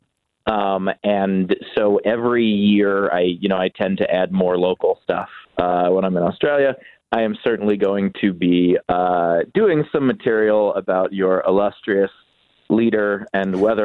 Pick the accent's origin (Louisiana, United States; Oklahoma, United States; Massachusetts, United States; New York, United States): New York, United States; New York City; I'm from New York City. I'm from the most populated city in America.